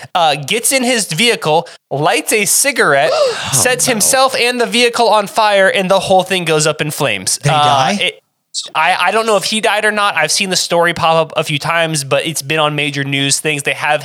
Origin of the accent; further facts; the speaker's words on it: Florida, United States; In my hometown in Florida